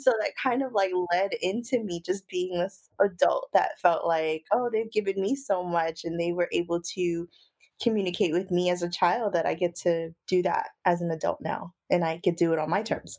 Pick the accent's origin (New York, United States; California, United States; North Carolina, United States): New York, United States; Brooklyn; I'm from Brooklyn, New York